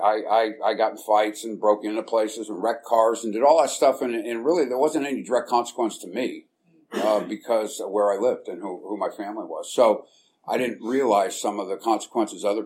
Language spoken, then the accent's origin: English; San Francisco, California, United States; I was born and raised in San Francisco, and in a little neighborhood out in the Mission called St. Mary's Park.